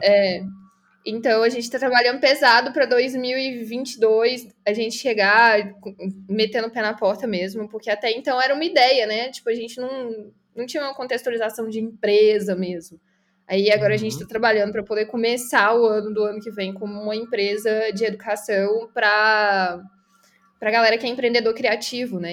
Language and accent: Portuguese; Belo Horizonte, Minas Gerais, Brazil; Sou de BH, Minas Gerais